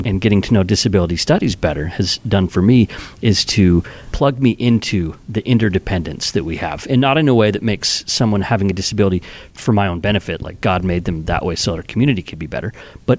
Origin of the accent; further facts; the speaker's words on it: United States; growing up in the United States